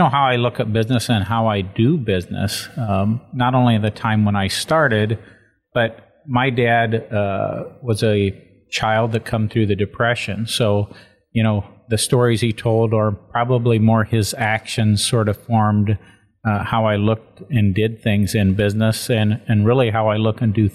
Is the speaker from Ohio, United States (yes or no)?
yes; Paulding County, Ohio, United States; my background is born and raised in Paulding County